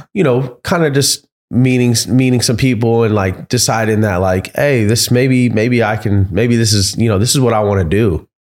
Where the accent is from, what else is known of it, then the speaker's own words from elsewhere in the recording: Florida, United States; We come from Florida